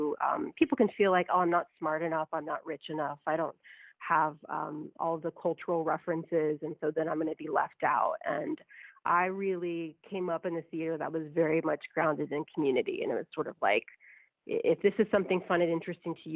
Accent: United States; I'm an American woman who only speaks a tiny bit of Spanish

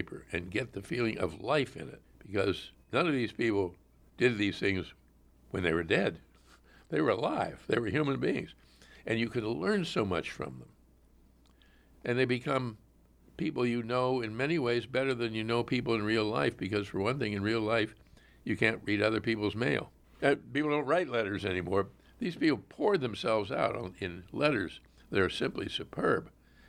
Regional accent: Pittsburgh, Pennsylvania, United States; River in Pittsburgh, Pennsylvania, with my name on it, that's riding high. And I'm ever grateful to my hometown for doing that. And I come back as often as I can, and I see a few old friends, and I like to go out and see the house I grew up

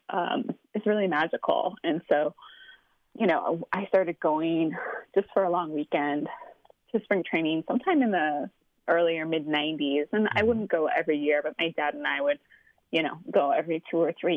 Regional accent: Seattle, Washington, United States; I grew up in Seattle going to Mariners games with my dad

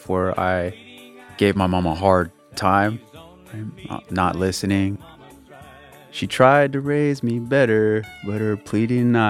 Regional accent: Riverside, California, United States; I'm from Riverside, California

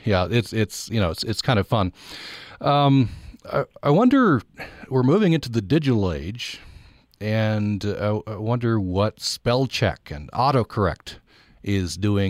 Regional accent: Vernal, Utah, United States; people know I'm from Vernal

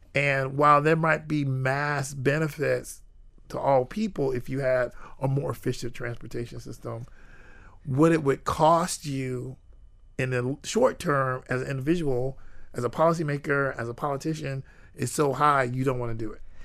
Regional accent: Jacksonville, Florida, United States; I grew up in Jacksonville, and I grew up on the north side of Jacksonville

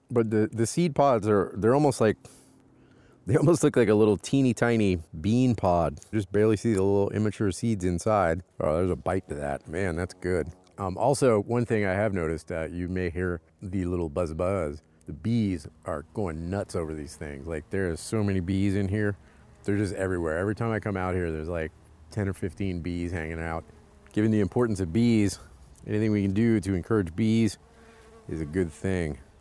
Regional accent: Louisiana, United States; I'm from Louisiana.

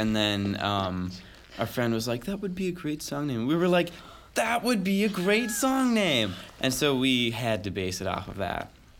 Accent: Madison, Wisconsin, United States; now in Nashville, United States; And I'm from Madison, Wisconsin, but I'm living in Nashville right now.

